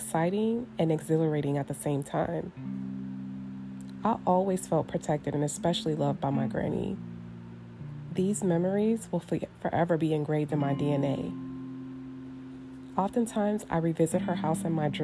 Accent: Northern California, United States; also born or lived in Oklahoma City, Oklahoma; I am a true Cali girl at heart, as I was raised in Northern California

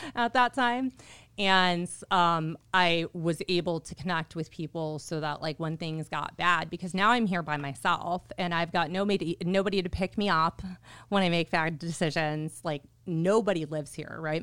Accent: Orland Park, Illinois, United States; moved away as an adult; also born or lived in Chicago, Illinois; now in Arizona, United States; I'm from Orland Park, Illinois

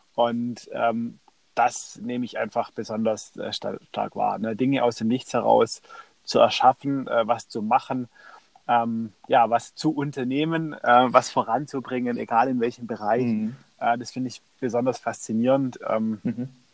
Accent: Stuttgart, Baden-Württemberg, Germany; Ich komme aus, aus Stuttgart

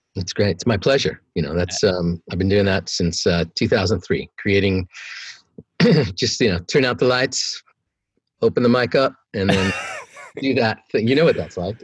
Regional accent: New York, United States; moved away; I'm from New York.

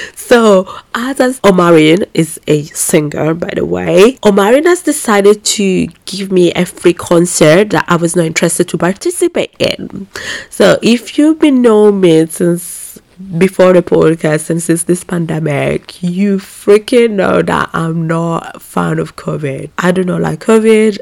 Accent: Italy; I was just born here

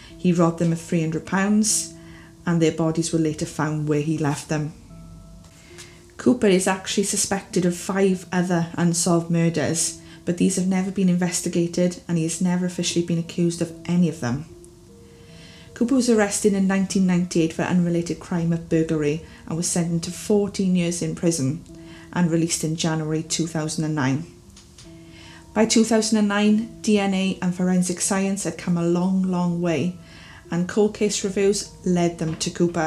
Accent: Wales, United Kingdom; As you can probably tell from my accent, I am from the beautiful country of Wales in the United Kingdom

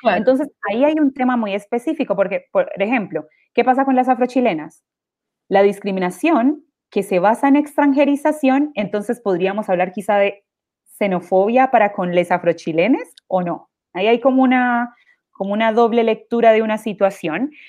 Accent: Quibdó, Chocó, Colombia; moved away as an adult; now in Chile; la ciudad que soy yo, en, en, Colombia, que es Quibdó, que es el Pacífico colombiano

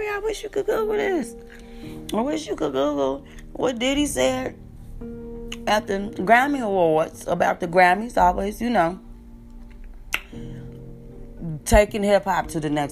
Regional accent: New York City, New York, United States; We came from out of Harlem, Renaissance High

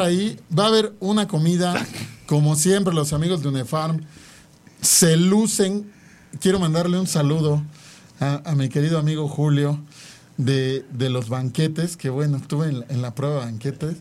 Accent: Mexico; somos los mexicanos

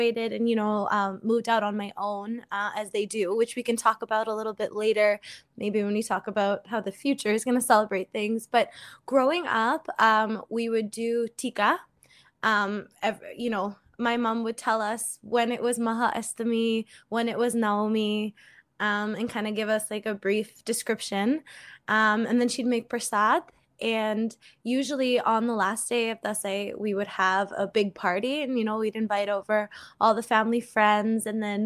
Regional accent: New England, United States; also born or lived in Nepal; now in Canada; I grew up in New England

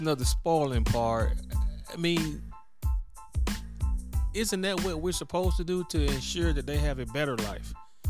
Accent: Central City, United States; the way we grew up in Central City

